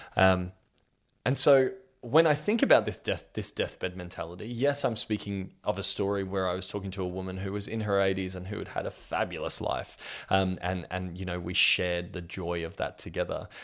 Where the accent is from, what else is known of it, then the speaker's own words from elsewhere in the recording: Australia; I'm 32 years old and I'm from Australia